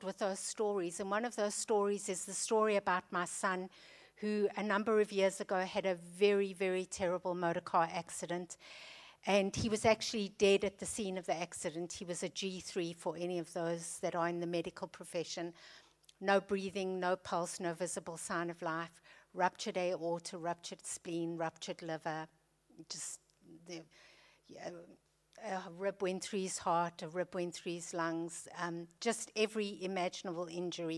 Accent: South Africa; moved away as an adult; So you can hear from my accent that I'm not British. We were born and raised in South Africa

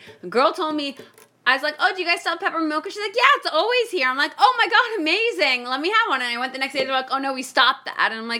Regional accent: Miami, Florida, United States; I grew up in Miami. I lived in Miami on and off for 24 years, essentially.

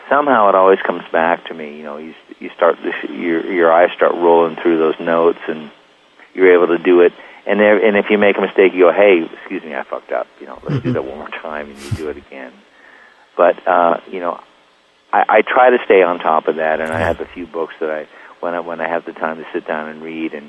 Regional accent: Long Beach, California, United States; also born or lived in Pittsburgh, Pennsylvania; I grew up in Long Beach

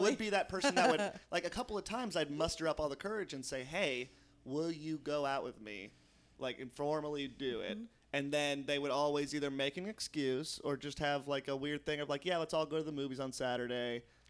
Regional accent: Poughkeepsie, New York, United States; I'm from Poughkeepsie. They always have this weird town. They go, ooh, that's a small town.

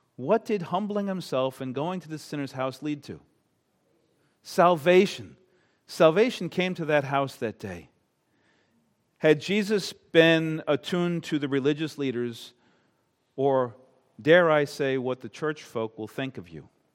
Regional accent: Long Island, New York, United States; now in Maine, United States; I'm not from Maine. I am not a New Englander. I grew up on Long Island, New York.

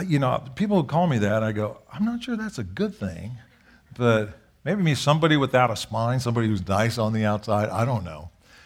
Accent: Japan; I grew up in Japan. We served in Japan.

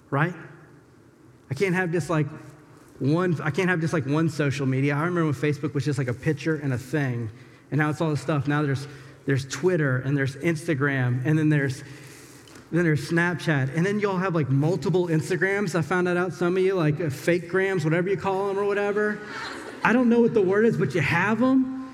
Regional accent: the South, United States; moved away; I'm from the South.

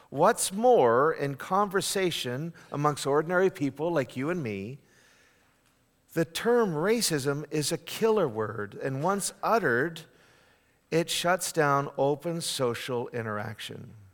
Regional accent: Northeast, United States; Um, I'm from the Northeast. We call those people with love the frozen chosen.

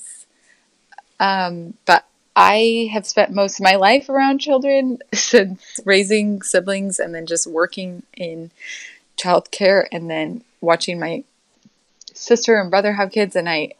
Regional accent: Orting, Washington, United States; also born or lived in Yakima, Washington; So I grew up in Orting, Washington, on a dairy farm, and we moved the farm in middle school to Yakima.

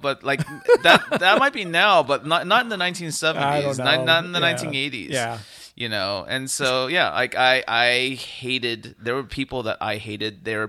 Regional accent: Fresno, California, United States; Now, mind you, I grew up in Fresno. I did not grow up in Los Angeles.

